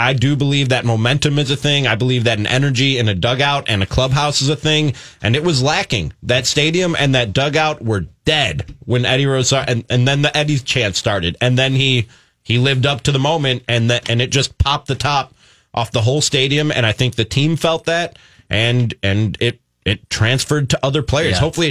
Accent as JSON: {"language": "English", "town": "Milwaukee", "region": "Wisconsin", "country": "United States", "also_born_or_lived": "Chicago, United States", "said": "I was brought here from Milwaukee by way of Chicago. So grew up a Cubs fan"}